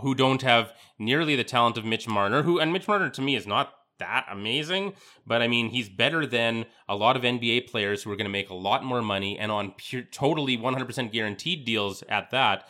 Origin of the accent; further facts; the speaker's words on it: Canada; as a Canadian